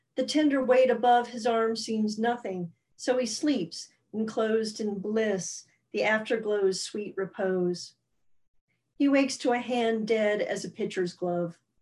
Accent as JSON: {"language": "English", "region": "Alabama", "country": "United States", "tie": "born or raised there", "moved": "yes", "lives_now": "New York, United States", "said": "I grew up in Alabama"}